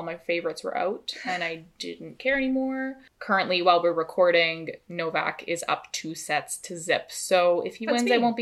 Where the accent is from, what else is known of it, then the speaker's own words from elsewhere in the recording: Canada; we're Canadian